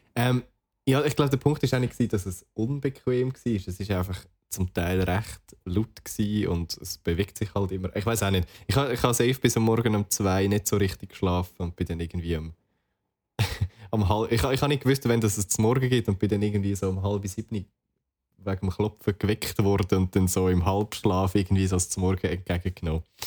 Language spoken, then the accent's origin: German; Switzerland; als Schweizer